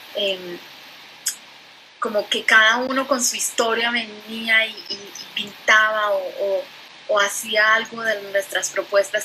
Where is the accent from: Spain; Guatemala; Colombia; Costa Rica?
Colombia; moved away as an adult; soy colombiana, llevo más o menos 20 años viviendo aquí